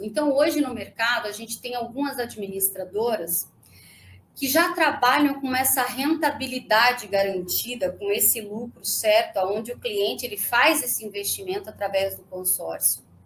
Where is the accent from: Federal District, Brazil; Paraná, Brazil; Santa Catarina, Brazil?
Santa Catarina, Brazil; moved away; also born or lived in Joinville; Eu, eu morava em Santa Catarina, eu sou de Santa Catarina, e morava em Joinville